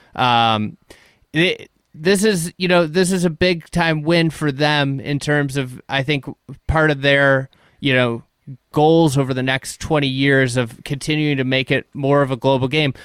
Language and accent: English; United States; as an American